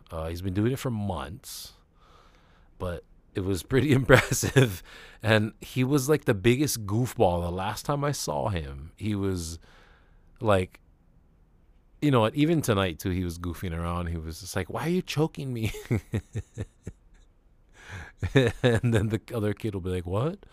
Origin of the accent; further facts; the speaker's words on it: Hawaii, United States; I am Hawaiian, and I guess I'm Asian